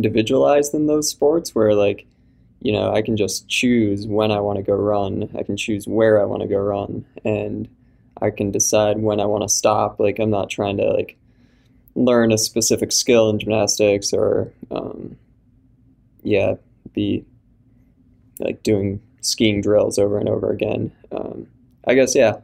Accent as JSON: {"language": "English", "town": "Minneapolis", "region": "Minnesota", "country": "United States", "tie": "born or raised there", "said": "I'm from Minneapolis originally"}